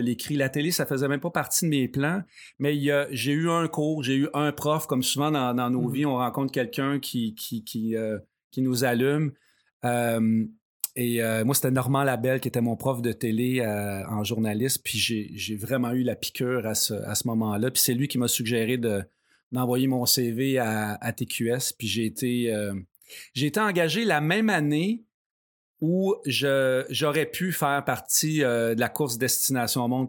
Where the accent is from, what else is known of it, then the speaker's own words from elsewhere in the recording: Saint-Ours, Quebec, Canada; je viens de Saint-Ours, donc près de, Sorel